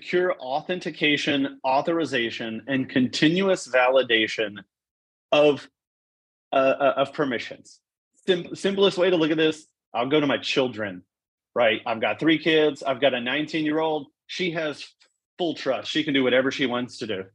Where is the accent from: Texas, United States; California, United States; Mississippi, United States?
Texas, United States; Corpus Christi; I grew up in South Texas, man. I grew up on the water, so shrimp, redfish